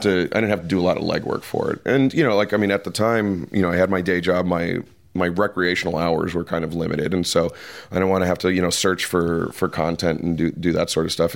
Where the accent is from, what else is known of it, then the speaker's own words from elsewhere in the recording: Detroit, Michigan, United States; I'm from Detroit, which is just right across the river from Windsor